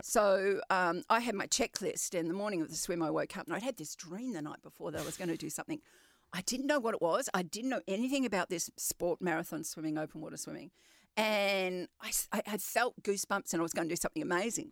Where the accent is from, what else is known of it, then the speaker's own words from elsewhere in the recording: Western Australia, Australia; I'm very proud of being West Australian